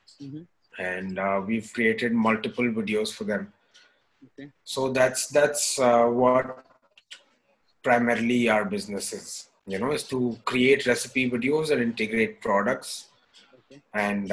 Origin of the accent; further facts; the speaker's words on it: Delhi, India; moved away as an adult; And I'm from Delhi. I was born and brought up in Delhi. And I did my schooling from Delhi itself, from GD Goenka Public School.